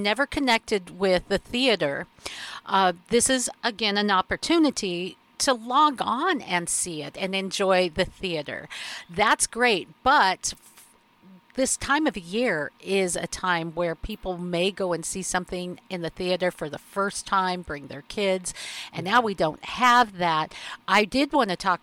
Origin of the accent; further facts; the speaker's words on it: Seattle, Washington, United States; my hometown here in Seattle